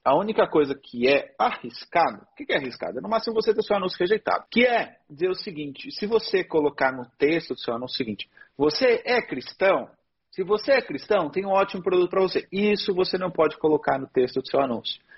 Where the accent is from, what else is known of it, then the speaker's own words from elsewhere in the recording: Luanda, Luanda Province, Angola; Sim, sou de Angola.